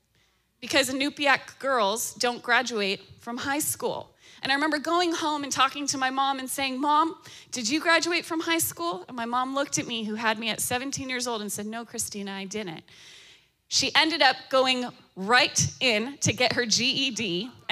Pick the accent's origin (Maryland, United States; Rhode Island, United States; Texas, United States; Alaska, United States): Alaska, United States; now in Florida, United States; I'm born and raised in Alaska. I'm talking rural village of Alaska.